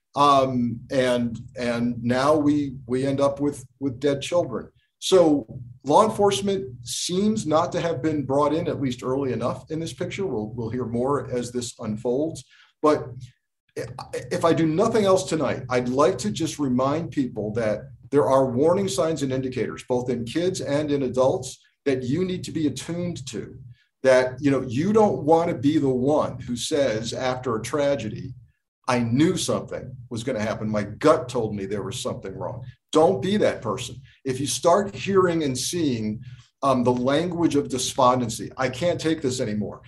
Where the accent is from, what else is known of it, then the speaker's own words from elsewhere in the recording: Connecticut, United States; also born or lived in Port Chester, New York; I grew up in Connecticut